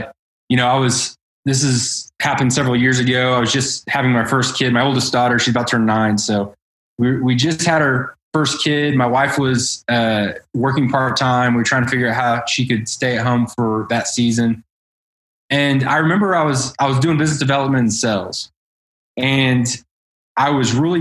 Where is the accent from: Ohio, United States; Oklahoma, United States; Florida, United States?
Oklahoma, United States; Edmond; I grew up in North Edmond on 3 acres